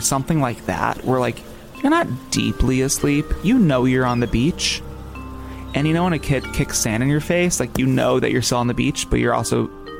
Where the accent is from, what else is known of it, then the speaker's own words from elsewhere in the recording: New Jersey, United States; I'm not a Dominican man. I just have dark skin. Oh, I'm from New Jersey. I'm from New Jersey, and I just happen to have tan skin, and I'm on vacation.